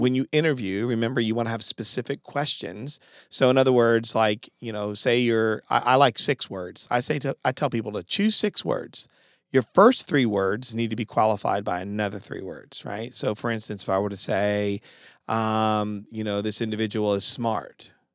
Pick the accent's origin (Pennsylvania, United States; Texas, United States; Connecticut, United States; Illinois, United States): Connecticut, United States; now in Greenville, United States; I'm from Connecticut.